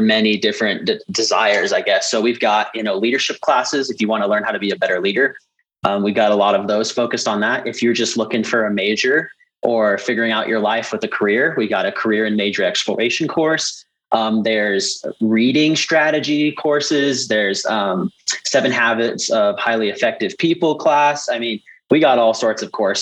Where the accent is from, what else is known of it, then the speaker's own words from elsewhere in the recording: Centerville, Utah, United States; I'm from Centerville, Utah